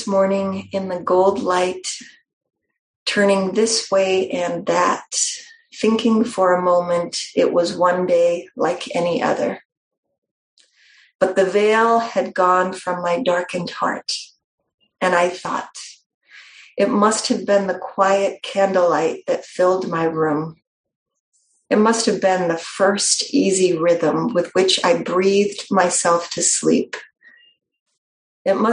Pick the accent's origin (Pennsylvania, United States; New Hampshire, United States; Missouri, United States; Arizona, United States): New Hampshire, United States; I'm from New Hampshire, not just from New England, but from New Hampshire.